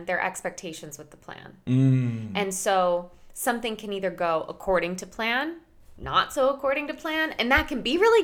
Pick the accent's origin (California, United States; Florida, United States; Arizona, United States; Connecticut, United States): Connecticut, United States; now in New York, United States; I grew up in Connecticut